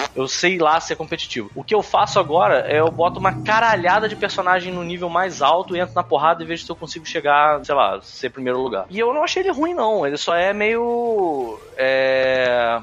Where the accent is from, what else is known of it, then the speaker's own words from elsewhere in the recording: Brazil; eu sou brasileiro